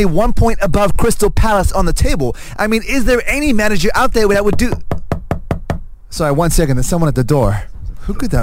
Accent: Sarawak, Malaysia; from my home state

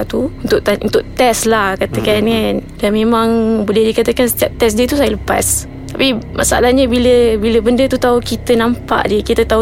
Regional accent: Kelantan, Malaysia; asal daripada Kelantan Dan memang turunan saya ni Wan daripada dulu lagi lah

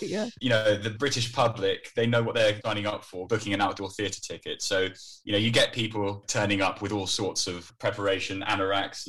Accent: Netherlands; moved away as an adult; now in United Kingdom; So I grew up in the Netherlands. I was there from when I was 10 to when I was 18.

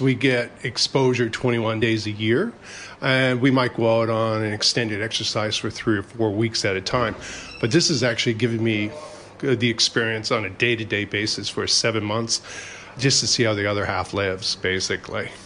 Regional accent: Canada; moved away as an adult; now in Brisbane, Australia; I'm actually a, uh, a, Canadian by birth

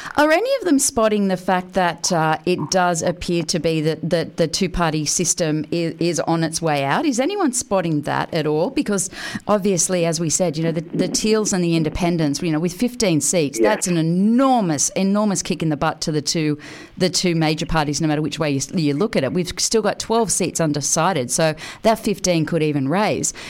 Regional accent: Australia; one of the greatest things about being Australian is is our uh, our justice system

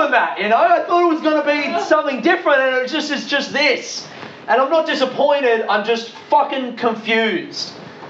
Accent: Adelaide, South Australia, Australia; I grew up in Adelaide, in Australia.

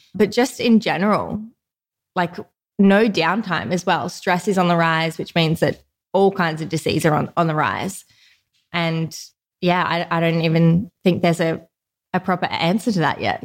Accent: Newcastle, New South Wales, Australia; Grew up in Newcastle

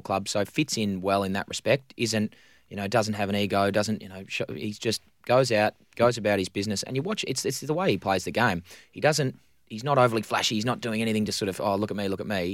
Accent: Victoria, Australia; now in Western Australia, Australia; growing up in Victoria

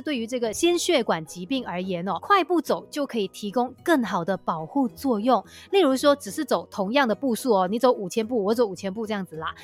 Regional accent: Malaysia; 我们马来西亚人

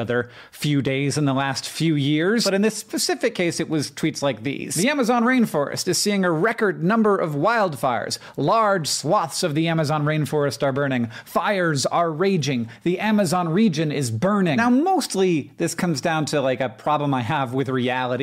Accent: United States; as an American

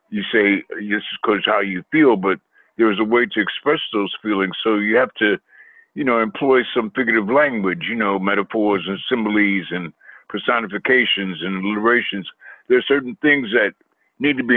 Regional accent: New York City, New York, United States; I was raised in Queens, New York

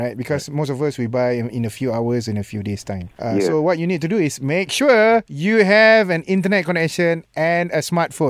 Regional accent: Malaysia; I'm a Malaysian, love free one.

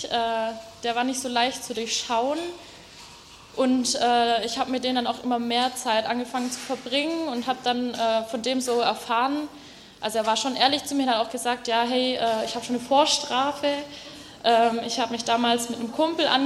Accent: Baden-Württemberg, Germany; accent: Swabian; Ja, also vielleicht hört man es ein bisschen. Ich komme eigentlich aus dem Schwabenland, äh, aus der Nähe von Stuttgart. Aber so krass schwäbel ich dann auch wieder nicht.

